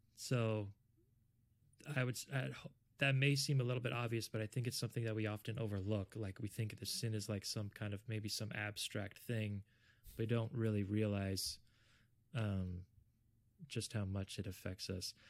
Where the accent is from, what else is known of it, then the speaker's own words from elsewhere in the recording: South Florida, United States; I'm originally from South Florida.